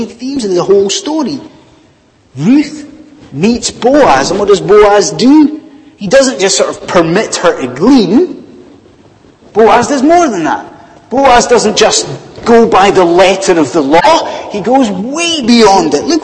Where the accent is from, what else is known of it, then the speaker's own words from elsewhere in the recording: Scot, Scotland, United Kingdom; now in England, United Kingdom; as a Scot living in England